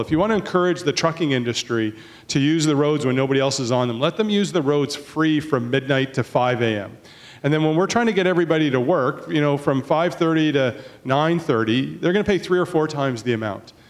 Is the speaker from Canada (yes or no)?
yes; Port Coquitlam, British Columbia, Canada; I'm from Poco